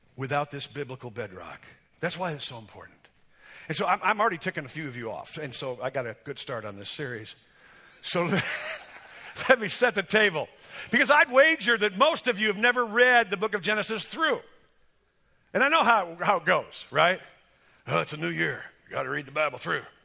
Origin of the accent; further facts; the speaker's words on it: United States; I'm an American, I believe in God.